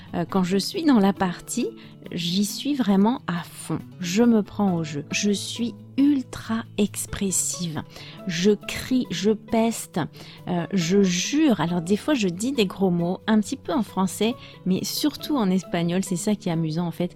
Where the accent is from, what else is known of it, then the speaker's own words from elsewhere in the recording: France; je suis française